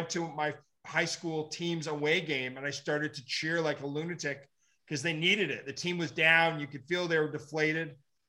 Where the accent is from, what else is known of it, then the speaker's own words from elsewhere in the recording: Ottawa, Ontario, Canada; Canadian boy.